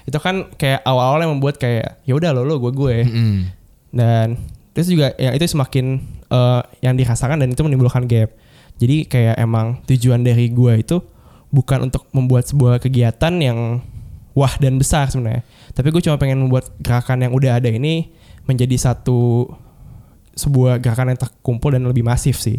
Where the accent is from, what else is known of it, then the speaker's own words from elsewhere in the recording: Jakarta, Indonesia; also born or lived in Bogor; gue orang Jakarta